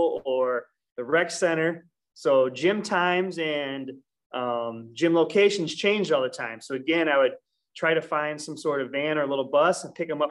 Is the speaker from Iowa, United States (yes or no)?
yes; Clinton, Iowa, United States; I'm from Clinton, Iowa originally, which is right next door to Comanche.